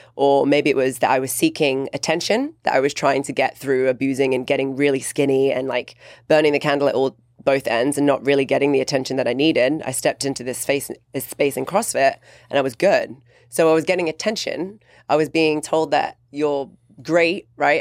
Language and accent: English; England, United Kingdom; growing up in England